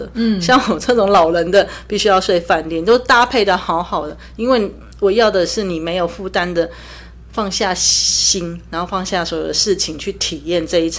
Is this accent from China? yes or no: no; Taiwan; 身为台湾人必做的十项是这一项是我我还蛮赞同的